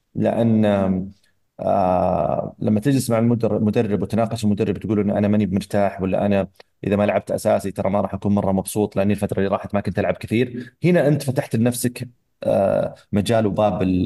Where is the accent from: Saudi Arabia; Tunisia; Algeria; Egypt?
Saudi Arabia; احنا كمنتخب سعودي